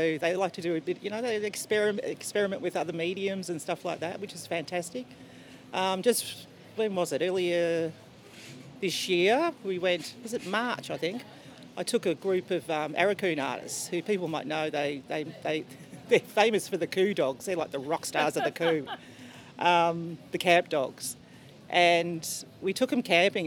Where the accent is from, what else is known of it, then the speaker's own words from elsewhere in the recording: Melbourne, Victoria, Australia; moved away as an adult; now in Cairns, Australia; being born and bred in Melbourne